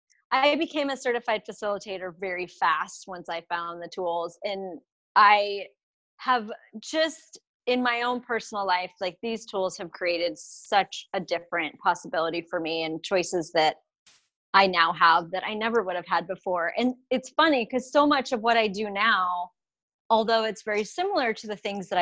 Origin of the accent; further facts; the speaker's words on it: United States; I'm from the United States.